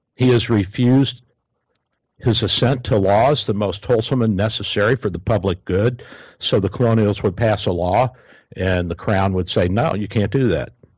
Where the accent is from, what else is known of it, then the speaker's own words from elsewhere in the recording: Kentucky, United States; Kentucky, my home state.